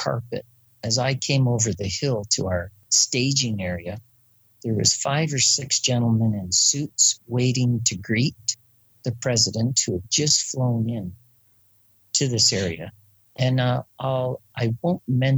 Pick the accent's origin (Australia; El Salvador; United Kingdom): United Kingdom; I'm British